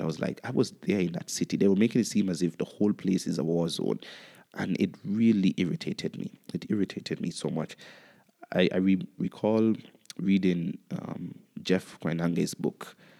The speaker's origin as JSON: {"language": "English", "country": "Antigua & Barbuda", "tie": "born or raised there", "also_born_or_lived": "Kenya", "said": "I enjoyed my experience growing up in Antigua."}